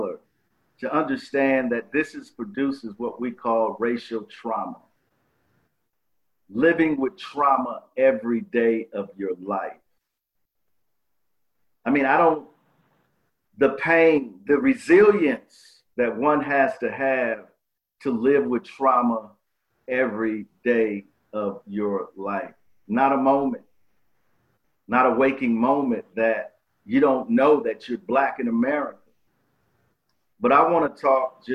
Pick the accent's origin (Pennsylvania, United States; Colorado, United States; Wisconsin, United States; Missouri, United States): Wisconsin, United States; Milwaukee; I grew up in Milwaukee, Wisconsin.